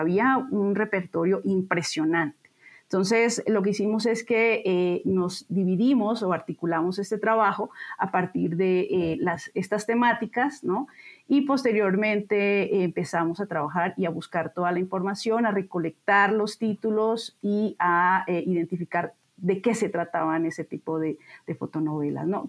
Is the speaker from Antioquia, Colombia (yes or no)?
no; Bogotá, Colombia; moved away as an adult; now in Mexico City, Mexico; yo nací en Bogotá eh, y estudié historia en la Universidad Nacional de Colombia. Eh, después vine a México